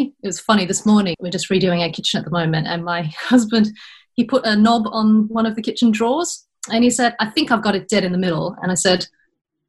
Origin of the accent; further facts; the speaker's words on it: Australia; moved away as an adult; also born or lived in United Kingdom; now in Netherlands; I am an Australian import into the Netherlands via the UK